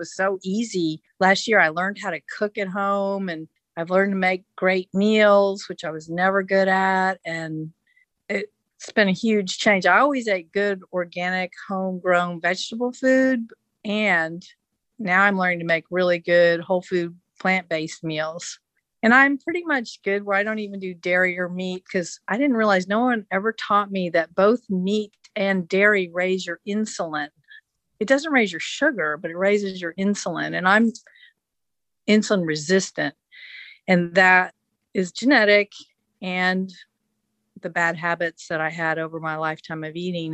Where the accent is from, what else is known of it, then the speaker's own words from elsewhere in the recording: Oak Ridge, Tennessee, United States; I grew up in Oak Ridge, Tennessee